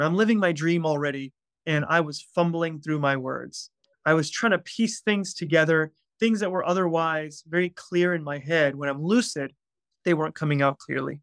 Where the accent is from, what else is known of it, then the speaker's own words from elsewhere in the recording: outside Atlanta, Georgia, United States; I grew up in Atlanta, Georgia, about, well, twenty, thirty minutes outside of Atlanta.